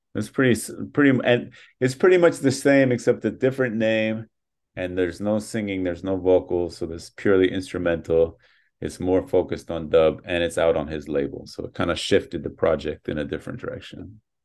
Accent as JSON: {"language": "English", "region": "New York", "country": "United States", "tie": "born or raised there", "said": "Born and raised in New York. Yeah. My whole childhood"}